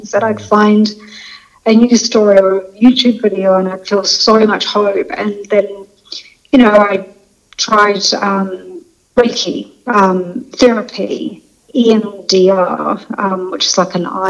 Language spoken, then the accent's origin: English; New Zealand; moved away as an adult; also born or lived in London; I'm originally from New Zealand, so I'm a Kiwi, but I was in London for 20 years